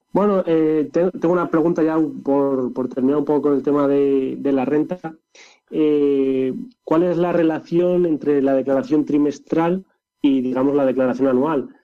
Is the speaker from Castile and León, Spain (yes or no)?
yes; Zarza de Pumareda, Castile and León, Spain; moved away; Zarza de Pumareda, mi pueblo Zarza de Pumareda, en el corazón.